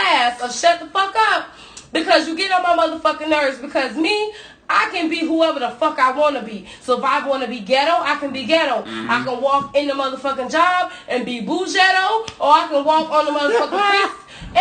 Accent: New York, United States; accent: New York; now in Florida, United States; My New York accent reveals

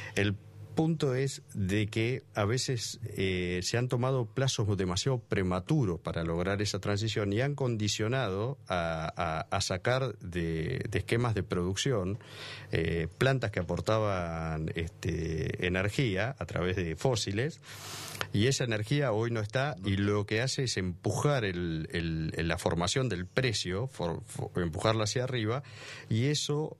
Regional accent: Argentina; Y como argentino, digo, nosotros los argentinos somos demasiado nostálgicos

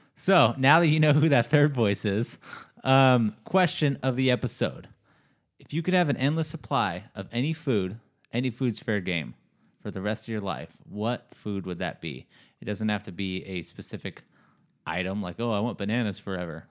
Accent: United States; as an American

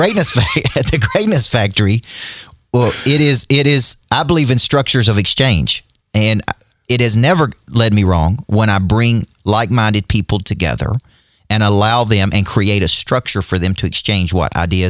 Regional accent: Nashville, Tennessee, United States; Well, I'm from Nashville.

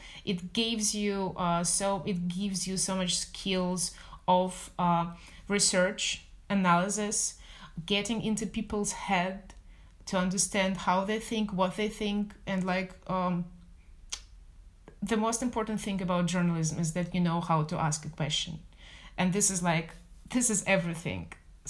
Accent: Moscow, Russia; moved away; I'm from Moscow originally.

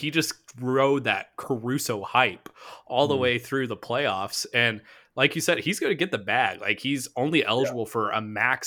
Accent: Springfield, Missouri, United States; where I grew up in Springfield

